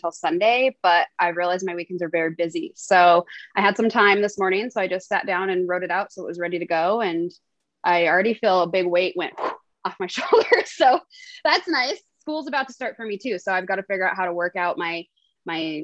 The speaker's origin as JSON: {"language": "English", "town": "Billings", "region": "Montana", "country": "United States", "tie": "born or raised there", "said": "I am born and raised in Billings, Montana. I still live here"}